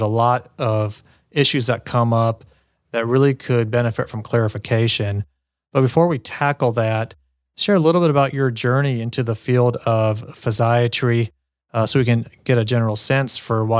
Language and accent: English; Cincinnati, Ohio, United States; Actually, I'm from Cincinnati